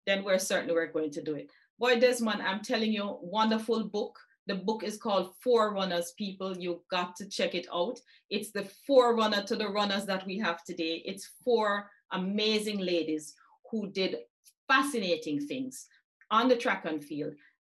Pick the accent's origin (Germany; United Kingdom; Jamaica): Jamaica; the first Jamaican woman